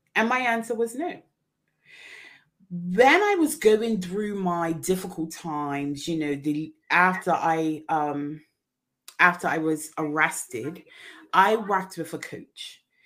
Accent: Bermuda; I am originally from Bermuda

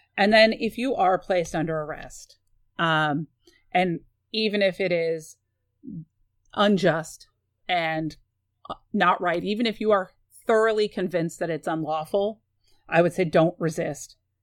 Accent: San Antonio, Texas, United States; I grew up in San Antonio

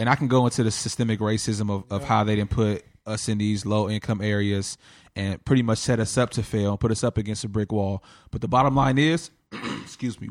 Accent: Compton, California, United States; growing up in Compton

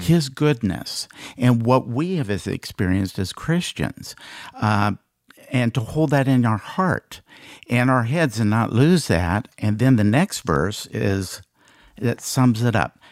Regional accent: Iowa, United States; moved away as an adult; also born or lived in Des Moines, Iowa; now in Dallas, United States; We're both from Iowa, and we, uh, have three children.

